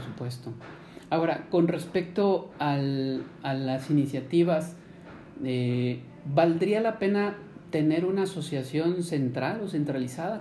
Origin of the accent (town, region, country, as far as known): Mexico